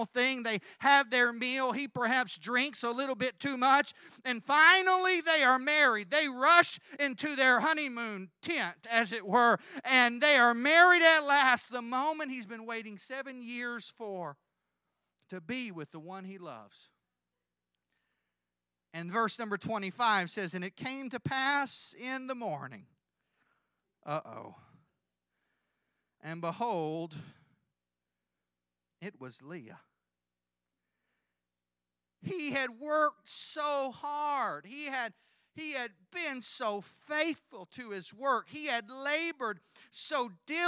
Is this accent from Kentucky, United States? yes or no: yes; Kentucky, United States; I'm from Kentucky